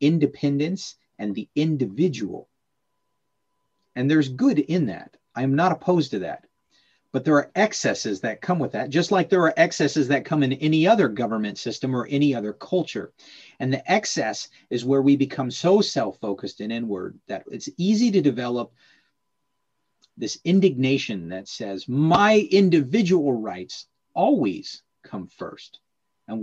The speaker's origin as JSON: {"language": "English", "country": "United States", "said": "As a North American, as an American in particular"}